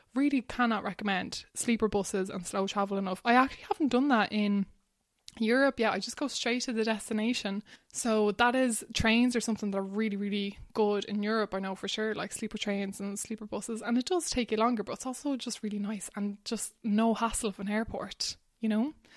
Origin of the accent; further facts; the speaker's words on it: Ballywilliam, Leinster, Ireland; moved away as an adult; now in Barcelona, Spain; I grew up in Wexford in a tiny little village called Ballywilliam.